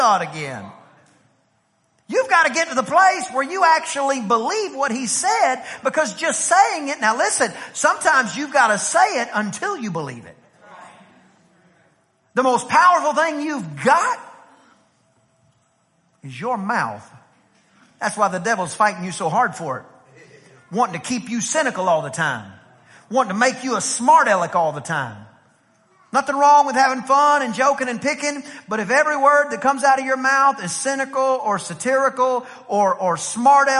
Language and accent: English; East Texas, United States; I'm from East Texas